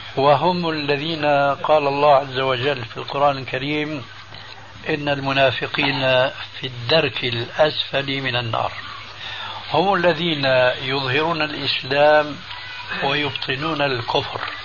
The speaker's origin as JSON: {"language": "Arabic", "country": "Syria", "said": "عندنا في سوريا"}